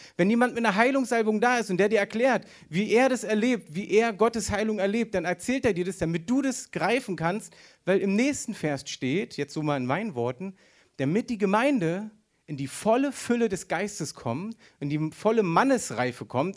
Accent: Berlin, Germany; Ja, ich bin Berliner. Für die, die es noch nicht wissen, ich bin Berliner

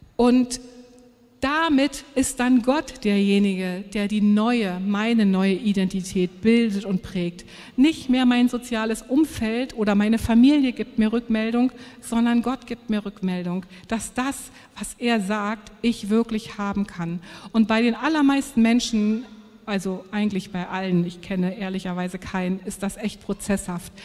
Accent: Germany

